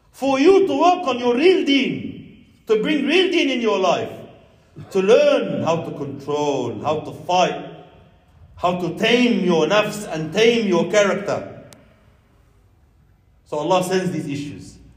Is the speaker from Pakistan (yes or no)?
yes; Pakistan; You know, I'm you know, I'm from Pakistan.